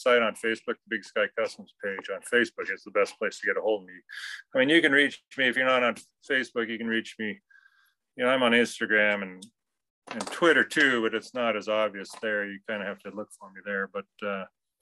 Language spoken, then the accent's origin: English; Chester, Montana, United States; I grew up in Chester